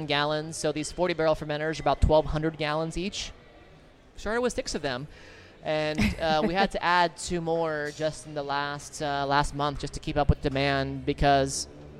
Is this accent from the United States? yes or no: yes; Fresno, California, United States; now in San Francisco, United States; I grew up in Fresno